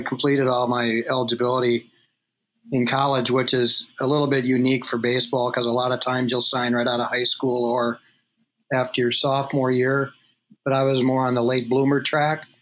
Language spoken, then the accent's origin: English; Edina, Minnesota, United States; I grew up in Edina